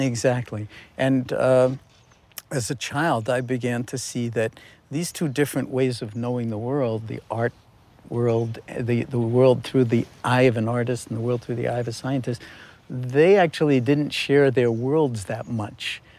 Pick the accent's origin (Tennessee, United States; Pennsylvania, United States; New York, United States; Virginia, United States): New York, United States; New York City; I was born in New York City in nineteen forty-four